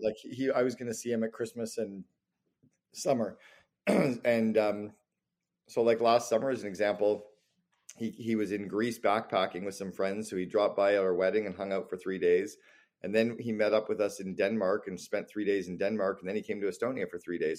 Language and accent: English; Canada; moved away; also born or lived in Barbados; I'm Canadian